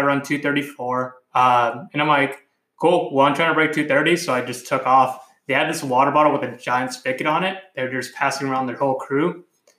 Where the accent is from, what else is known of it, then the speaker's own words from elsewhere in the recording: California, United States; moved away; I'm Hispanic, and I'm originally from California